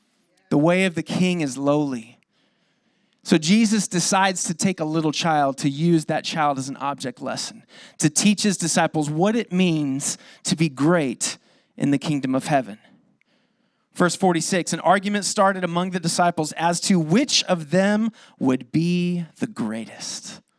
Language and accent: English; Lakeside, California, United States; I grew up in East County. I'm sad to say I'm a lakeside boy through and through.